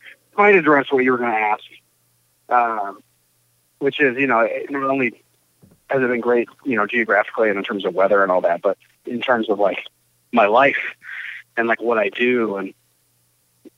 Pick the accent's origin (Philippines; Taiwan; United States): United States; Ann Arbor, Michigan; I grew up in Ann Arbor, Michigan